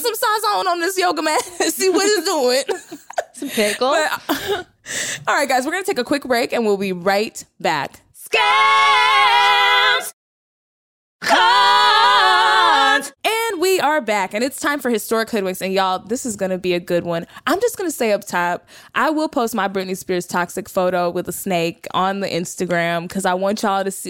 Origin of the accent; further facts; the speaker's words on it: Texas, United States; I'm from Texas